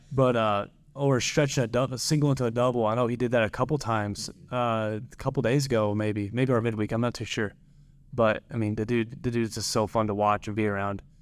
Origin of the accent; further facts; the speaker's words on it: Madisonville, Kentucky, United States; moved away as an adult; also born or lived in Mount Carmel, Illinois; I'm from Madisonville, Kentucky. Uh, very small, not, uh, it's fairly small town, small area, I'd say. I went to Madisonville, North Hopkins High School